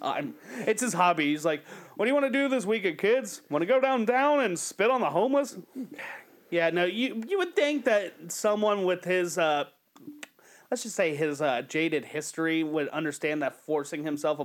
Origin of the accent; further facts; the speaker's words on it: Cincinnati, Ohio, United States; we're from Cincinnati